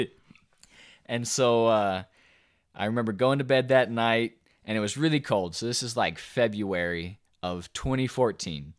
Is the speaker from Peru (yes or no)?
no; the South, United States; we're, we're from the South